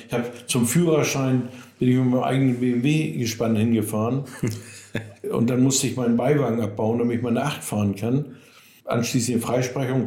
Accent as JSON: {"language": "German", "town": "Cuxhaven", "region": "Lower Saxony", "country": "Germany", "said": "bei uns in Cuxhaven Nordholz"}